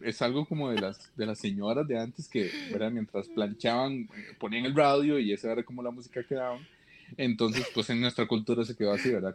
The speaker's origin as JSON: {"language": "Spanish", "country": "Costa Rica", "said": "yo soy de Costa Rica"}